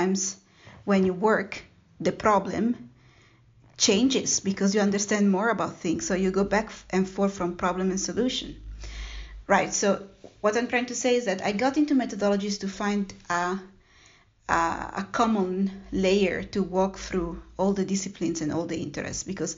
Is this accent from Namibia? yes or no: no; Italy; born there; I was born in Italy, and I got the chance to travel